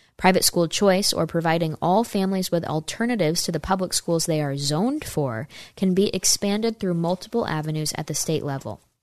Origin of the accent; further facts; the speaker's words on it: New York, United States; I'm from New York State